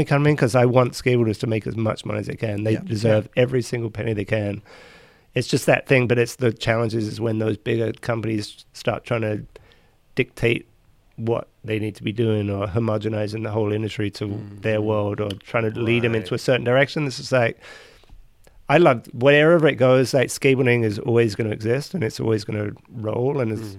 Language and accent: English; England, United Kingdom; that's why when we came from England and we were accepted.